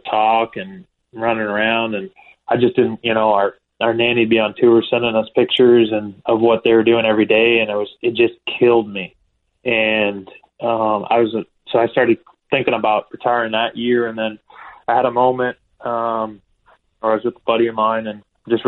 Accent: Peterborough, Ontario, Canada; moved away; we grew up kind of outside Peterborough in the country

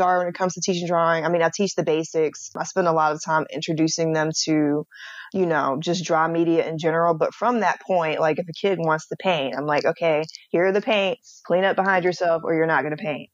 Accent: Atlanta, Georgia, United States; I'm from Atlanta

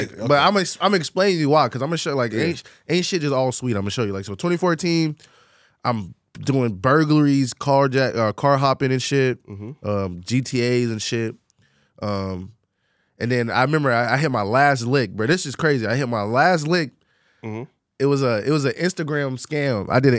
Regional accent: Orlando, Florida, United States; I'm from Orlando, Florida.

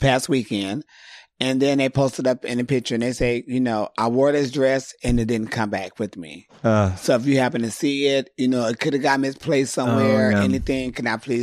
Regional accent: San Diego, California, United States; moved away as an adult; now in Los Angeles, United States; growing up in San Diego doing drag

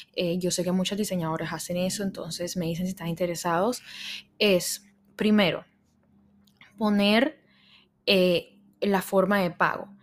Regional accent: Barranquilla, Atlántico, Colombia; moved away; donde yo vivía, donde yo crecí, en Barranquilla, en Colombia

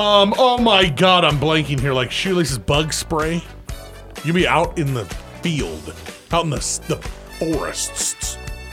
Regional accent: Aston, West Midlands, United Kingdom; born there; What I was saying was I was born in Aston, but we used to go out with me mates in Liverpool and rock and roll.

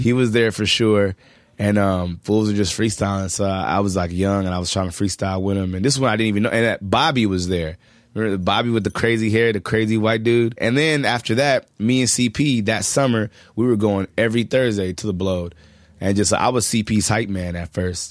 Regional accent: Culver City, California, United States; also born or lived in Hollywood, California; I'm from Culver City, California

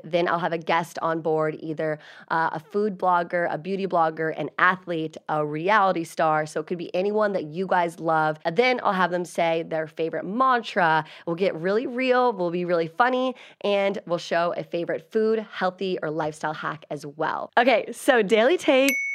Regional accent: Virginia, United States; moved away; I'm originally from Virginia

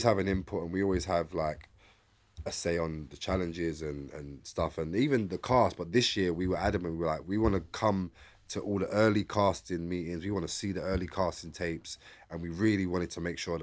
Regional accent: London, United Kingdom; I'm from East London

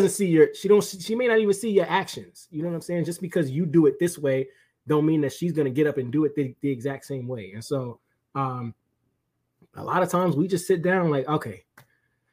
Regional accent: New York, United States; I'm from New York

